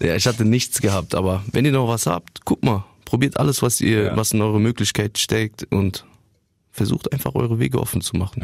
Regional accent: Wiesbaden, Hesse, Germany; also born or lived in Bielefeld; ich bin da geboren in Bielefeld und dann sind wir früh, also meine Mutter und ich, äh, nach Wiesbaden gezogen und seitdem lebe ich dort

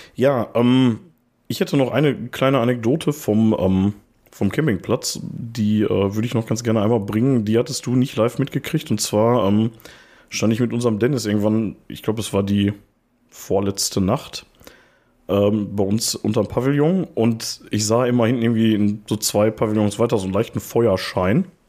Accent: Ruhr area, North Rhine-Westphalia, Germany; wir kommen auch aus dem Ruhrpott

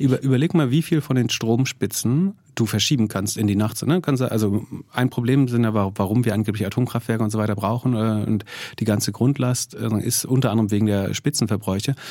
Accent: Greifswald, Mecklenburg-Vorpommern, Germany; in Greifswald nutzt die absolute Mehrzahl der Bürger, also da, wo ich herkomme, ja, Fernwärme

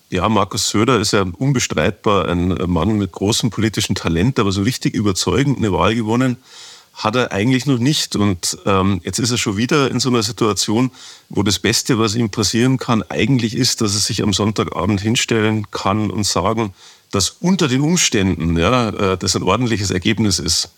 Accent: Ingolstadt, Bavaria, Germany; moved away as an adult; also born or lived in Stuttgart; now in Munich, Germany; meiner Heimatstadt Ingolstadt

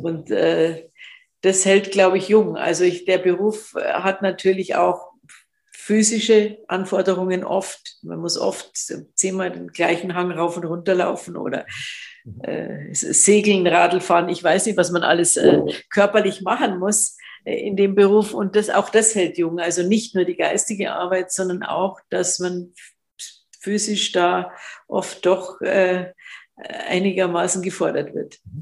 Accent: Munich, Bavaria, Germany; als Münchner Kindl

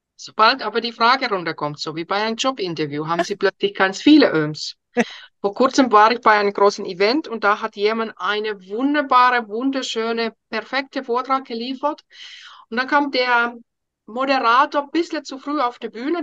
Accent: Finland; first language Finnish; German is a second language; moved away as an adult; now in Germany

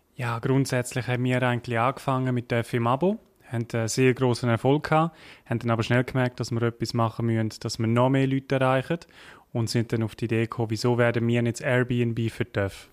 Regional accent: Graubünden, Switzerland; accent: Bündner; auf Graubünden, man hört es vielleicht, ich bin Bündner

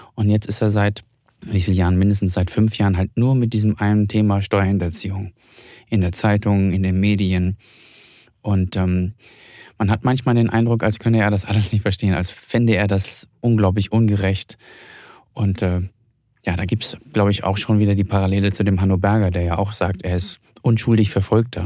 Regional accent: Hamburg, Germany; Ich komme ja selbst aus Hamburg

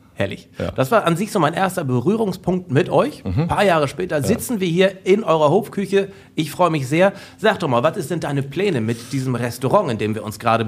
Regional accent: North Frisia, Schleswig-Holstein, Germany; Nordfriesland, Schleswig-Holstein

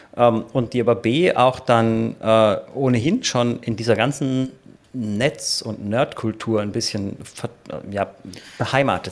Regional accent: Germany; bei uns in Deutschland

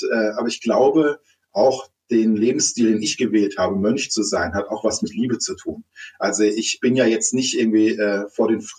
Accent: Stuttgart, Baden-Württemberg, Germany; born there; Ich komme aus einer Künstlerfamilie, also ich bin in Stuttgart geboren, bin aber 14 Mal umgezogen, weil meine Mutter Schauspielerin ist

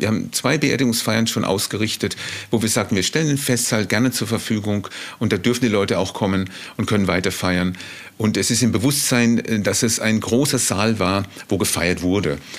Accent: Freiburg, Baden-Württemberg, Germany; also born or lived in Mannheim / Berlin; now in Below, Germany; Ursprünglich geboren bin ich auch in Mannheim in einer Großstadt, dann in Freiburg aufgewachsen

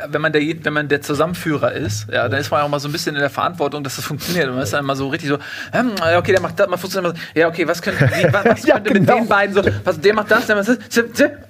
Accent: Australia; ich komme dann aus Australien und die kommen halt aus Europa und dann mm, mm. irgendwie, mein Akzent ist anders, ich weiß es nicht.

